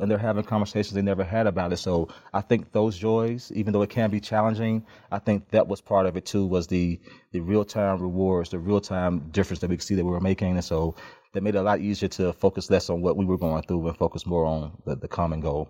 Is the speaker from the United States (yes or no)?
yes; Memphis, Tennessee, United States; also born or lived in Chattanooga; now in Atlanta, United States; I grew up in Memphis